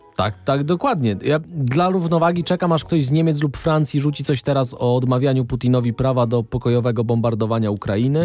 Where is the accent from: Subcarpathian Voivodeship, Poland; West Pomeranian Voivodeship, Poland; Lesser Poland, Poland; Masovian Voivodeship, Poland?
Subcarpathian Voivodeship, Poland; Podkarpacie; jesteśmy z urodzenia z Podkarpacia